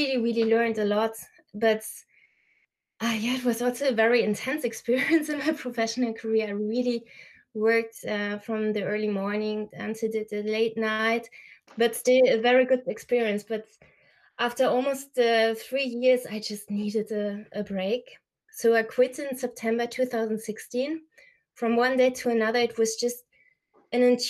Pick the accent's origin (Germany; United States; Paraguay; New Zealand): Germany; a very small town near Aachen, North Rhine-Westphalia; I was born and raised with my two brothers in Germany in a very small town near Aachen